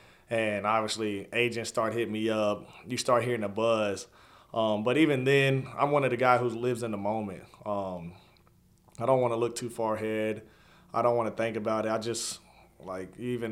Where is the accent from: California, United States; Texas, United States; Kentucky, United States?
Kentucky, United States; Covington; being from where I'm from, I grew up in Covington